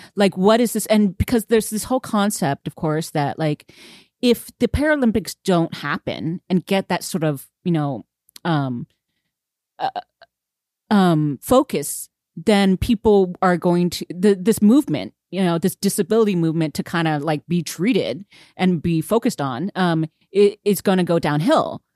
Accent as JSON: {"language": "English", "country": "United States", "said": "I'm so American"}